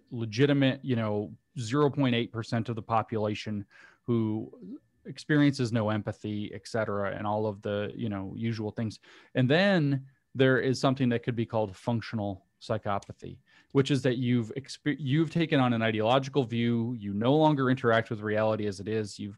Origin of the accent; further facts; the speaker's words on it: the South, United States; I'd make a joke about me being a Southerner